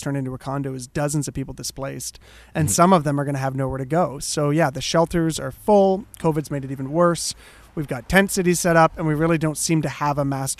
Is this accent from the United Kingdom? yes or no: no; Hamilton, Ontario, Canada; I'm born and raised in Hamilton